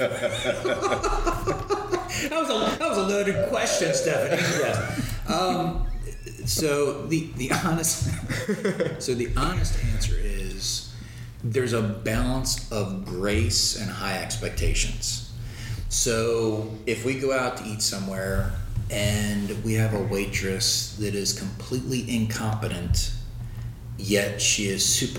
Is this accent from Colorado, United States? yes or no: no; Baltimore, Maryland, United States; moved away as an adult; now in Lakeland, United States; Baltimore, Maryland, like the D.C. Baltimore area.